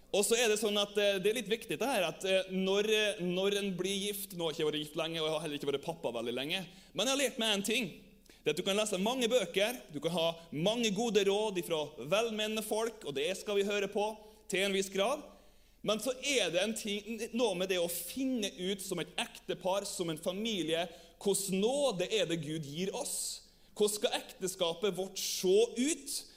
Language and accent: Norwegian; Averøya, Møre og Romsdal, Norway; now in Germany; Jeg kommer jo fra Averøya